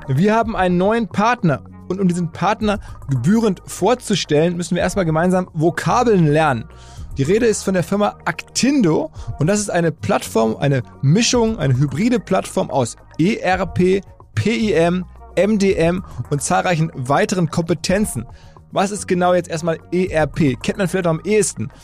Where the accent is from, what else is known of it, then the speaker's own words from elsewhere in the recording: Essen, North Rhine-Westphalia, Germany; now in Hamburg, Germany; wir sind eine Generation von Typen aus dem Ruhrgebiet. Ich glaube, er ist leicht älter als ich. Jedenfalls er aus Duisburg, ich aus Essen